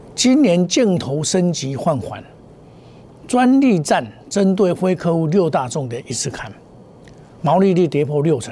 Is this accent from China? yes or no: no; Taiwan; 我们台湾话